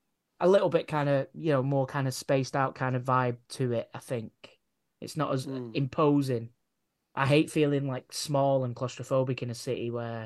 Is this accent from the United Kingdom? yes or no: yes; England, United Kingdom; growing up in England, like all our kind of media, all our films that we consume is all American